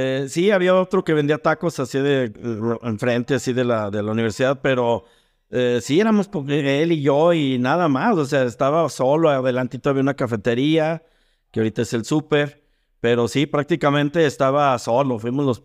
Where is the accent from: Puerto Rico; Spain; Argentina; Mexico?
Mexico; León, Guanajuato; Pero aquí en León y en la región somos hijos de la salsa maga.